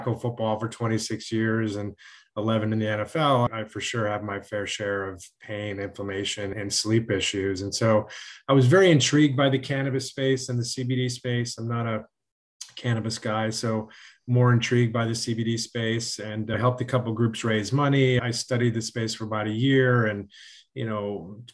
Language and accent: English; Connecticut, United States; I grew up in Connecticut